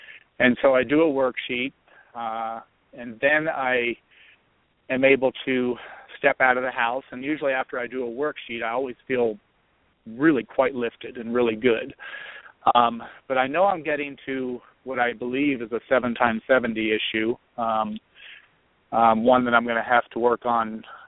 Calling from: Colorado, United States; in Colorado.

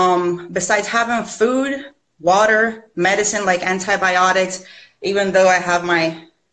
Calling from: Puerto Rico; I'm calling in from Puerto Rico.

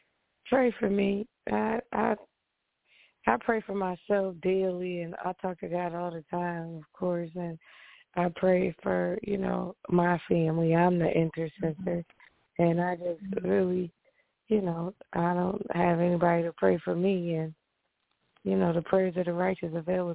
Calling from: New York, United States; from New York.

